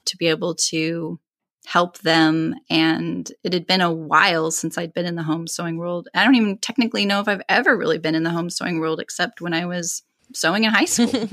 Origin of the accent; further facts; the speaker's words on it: California, United States; originally from California, and that's where I reside now